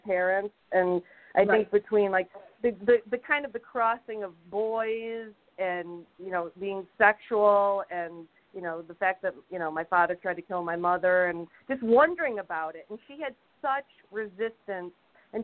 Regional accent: Toledo, Ohio, United States; moved away as an adult; also born or lived in Chicago; now in Los Angeles, United States

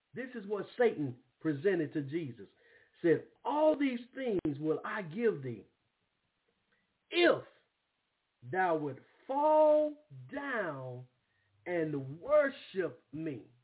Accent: Brookhaven, Mississippi, United States; moved away; also born or lived in Springfield, Massachusetts; where I grew up at in Brookhaven, Mississippi.

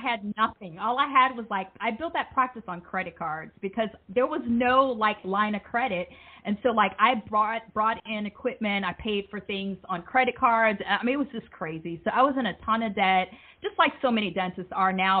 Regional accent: United States; moved away as an adult; also born or lived in Alabama; now in Jamaica; I'm originally from the States

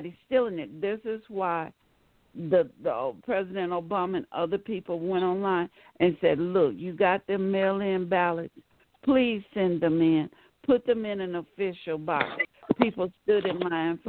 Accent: Birmingham, Alabama, United States; also born or lived in Chicago, Illinois; I grew up in Chicago, and then we moved to Birmingham. Right, in the early 60s

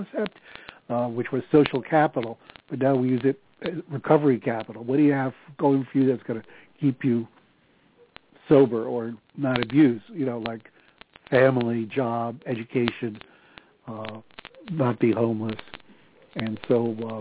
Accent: New York City, New York, United States; moved away as an adult; also born or lived in New Jersey; now in upstate New York, United States; After a lifetime of living in New York, we moved to our summer place in upstate New York

